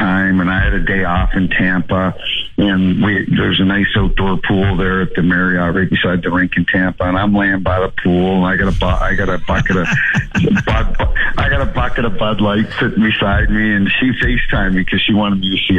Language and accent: English; Canada; moved away as an adult; also born or lived in Toronto; now in St. Louis, United States; growing up in Canada